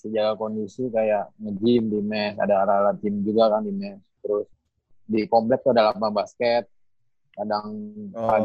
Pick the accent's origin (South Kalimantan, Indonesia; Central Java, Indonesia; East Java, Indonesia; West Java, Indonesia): West Java, Indonesia; Cirebon; also born or lived in Ciamis; tentara jadi tugasnya di Cirebon. Jadi dari kecil di Cirebon, tapi lahirnya Ciamis.